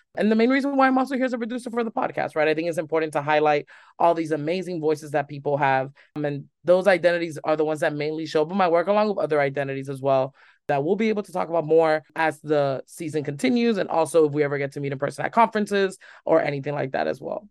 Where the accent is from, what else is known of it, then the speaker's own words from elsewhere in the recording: Hialeah, Florida, United States; also born or lived in Tallahassee, Florida; I was born and raised in Hialeah, Florida, which is right next to Miami, Florida